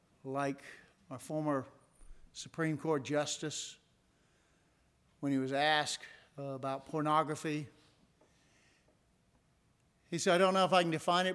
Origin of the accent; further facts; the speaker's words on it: Indiana, United States; born there; also born or lived in Tennessee; And I was born in Indiana, and I spoke so much faster. Then I moved to Tennessee, and I speak so much slower.